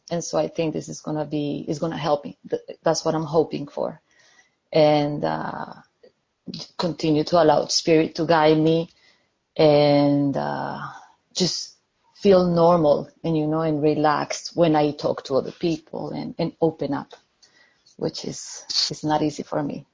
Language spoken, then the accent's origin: English; Colombia; now in London, United Kingdom; I'm calling from London, uh, in the UK, but I'm originally from Colombia